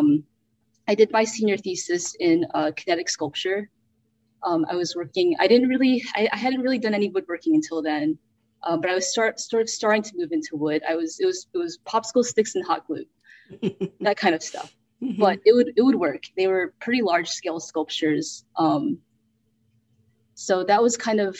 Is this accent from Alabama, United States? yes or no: yes; Birmingham, Alabama, United States; also born or lived in North Carolina; now in Houston, United States; I was born in North Carolina. Very early on, we moved to Birmingham, Alabama, which is where I grew up